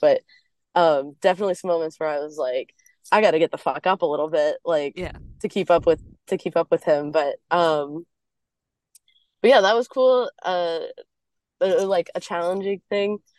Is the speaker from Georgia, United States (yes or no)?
yes; Atlanta, Georgia, United States; I'm from Atlanta